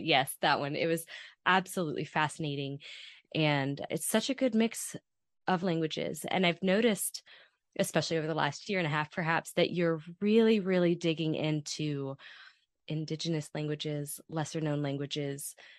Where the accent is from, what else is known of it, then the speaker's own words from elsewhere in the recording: Kentucky, United States; I grew up in Kentucky